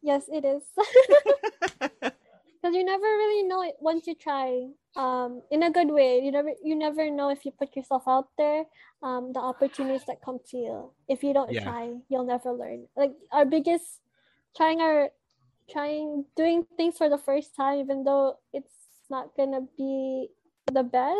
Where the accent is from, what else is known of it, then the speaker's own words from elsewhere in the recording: Ilocos Region, Philippines; growing up before, there wasn't really enough representation within pop culture when it comes to being Filipino and being Ilocano.